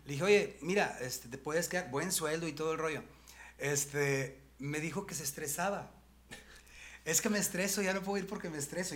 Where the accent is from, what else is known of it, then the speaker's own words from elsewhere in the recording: Monterrey, Nuevo León, Mexico; Yo sí soy de Monterrey